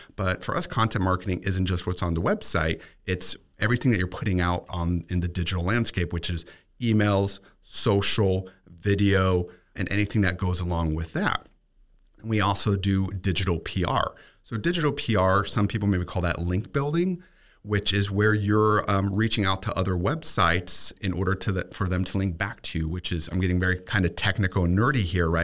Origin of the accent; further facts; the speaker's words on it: Germany; now in Tampa, United States; growing up in Germany